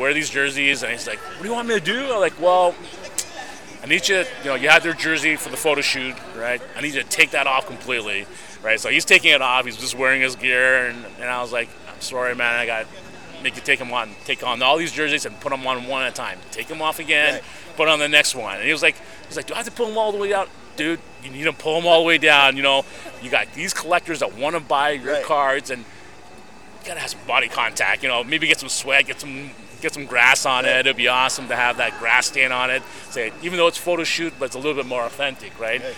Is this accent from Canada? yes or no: yes; Toronto, Ontario, Canada; being in Canada, because I'm from Toronto